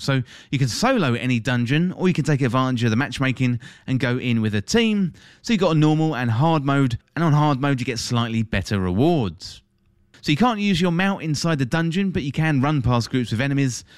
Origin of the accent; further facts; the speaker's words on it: England, United Kingdom; my home country, that's England, if you didn't tell from the accent